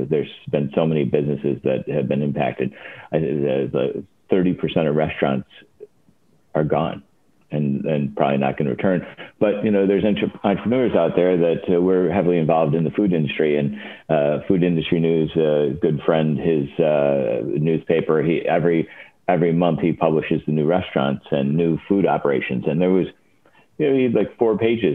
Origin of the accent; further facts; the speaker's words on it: Chicago, Illinois, United States; I grew up in Chicago